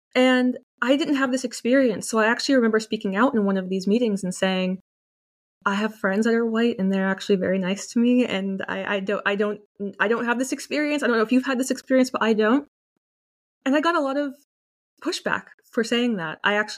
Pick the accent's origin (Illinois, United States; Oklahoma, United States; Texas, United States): Texas, United States; Dallas; But yeah, I grew up in Texas. And although Texas is obviously a pretty conservative state, although it's becoming more liberal, more left now that people are moving there from California, when I was growing up, it was very conservative.